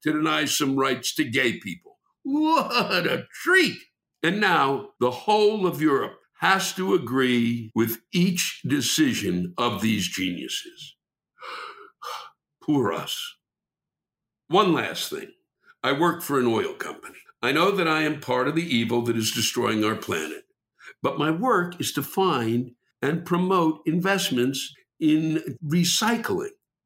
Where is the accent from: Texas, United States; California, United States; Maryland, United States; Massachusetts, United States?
Maryland, United States; I'm from Maryland